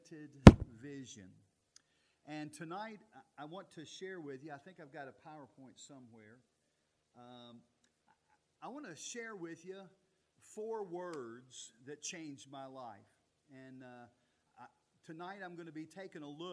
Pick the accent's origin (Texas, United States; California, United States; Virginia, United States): Virginia, United States; Altavista or Lynchburg, Central; I grew up in Central Virginia. Most of my life as a child growing up lived in Alta Vista or Lynchburg, Virginia, one of those two towns